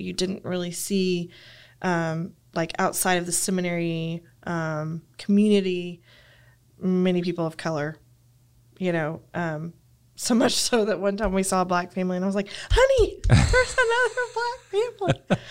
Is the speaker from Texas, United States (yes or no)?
yes; Lubbock, Texas, United States; I grew up in Lubbock